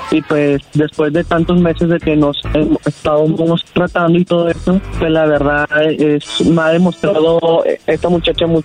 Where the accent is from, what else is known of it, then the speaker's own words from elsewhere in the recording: Mexico; No, yo soy mexicano.